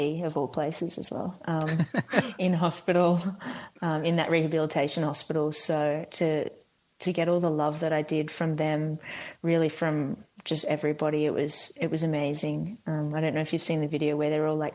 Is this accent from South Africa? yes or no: no; Australia; moved away; I'm Australian